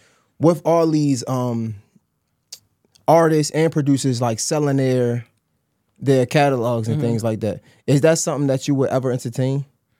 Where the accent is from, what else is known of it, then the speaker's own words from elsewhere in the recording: Baltimore, Maryland, United States; I'm from Baltimore, so we keep it real.